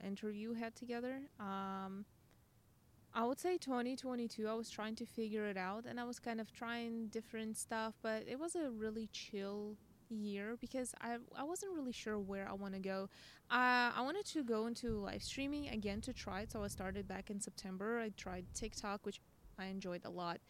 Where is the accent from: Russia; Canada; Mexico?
Russia; English is a second language; now in United States; I'm Russian